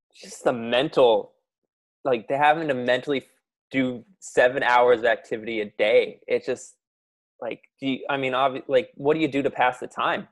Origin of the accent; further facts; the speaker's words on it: Ontario, Canada; I was also from Ontario